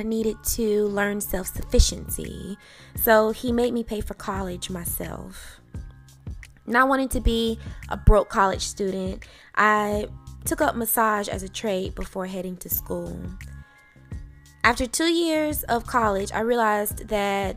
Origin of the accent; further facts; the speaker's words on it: Athens, Georgia, United States; also born or lived in Atlanta, Georgia; I grew up in Athens, Georgia with my mother and two brothers